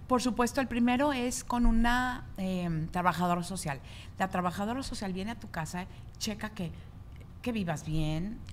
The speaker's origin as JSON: {"language": "Spanish", "country": "Mexico", "moved": "yes", "said": "en México, de donde soy yo"}